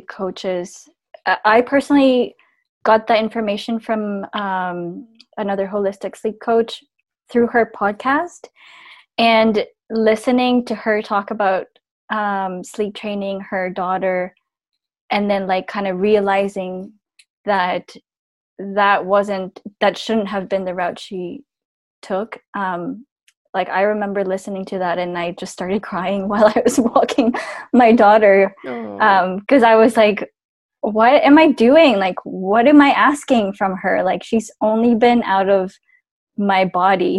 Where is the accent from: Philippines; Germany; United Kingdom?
Philippines; now in Canada; born and raised in the Philippines, and I live in Canada now.